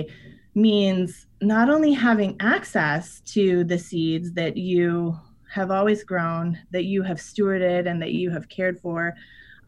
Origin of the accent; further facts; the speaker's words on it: Iowa, United States; I'm from Iowa. There's corn all around me